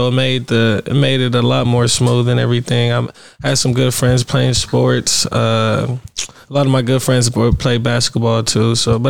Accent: Pasadena, California, United States; It was great. Had its ups and downs. You know, I love Pasadena.

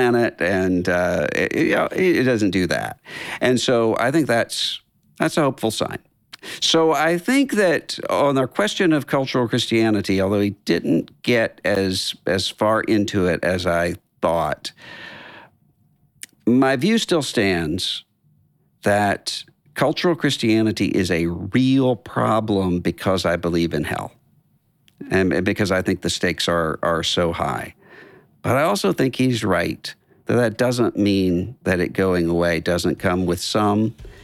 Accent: Biloxi, Mississippi, United States; my hometown, Biloxi

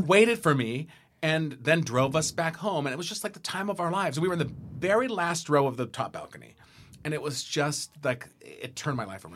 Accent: San Diego, California, United States; I grew up in San Diego.

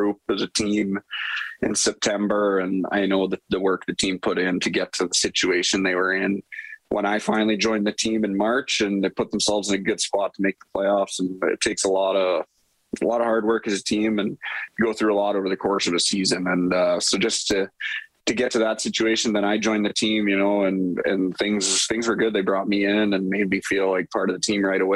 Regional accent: Edmonton, Alberta, Canada; coming to my hometown team and having all my family so close

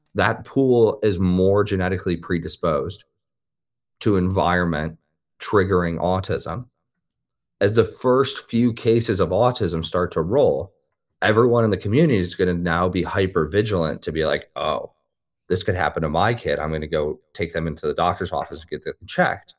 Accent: Midwest, United States; I'm from the Midwest, like, I grew up near cornfields

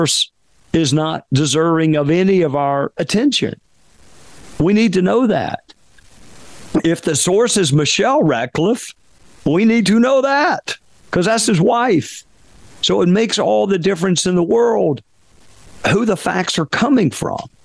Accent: Spartanburg, South Carolina, United States; Wofford, which is a small liberal arts school in my hometown

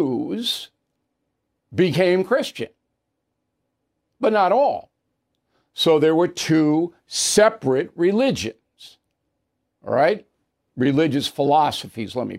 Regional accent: Levittown, New York, United States; I grew up in Levittown.

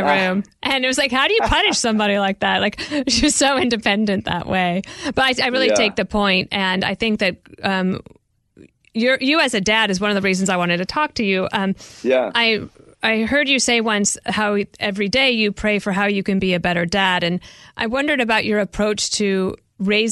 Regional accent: Denver, Colorado, United States; I grew up in Denver

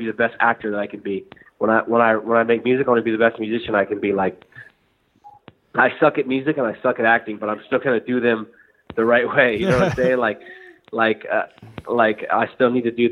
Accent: Northern California, United States; I'm from Northern California, and that sums up everyone I went to high school

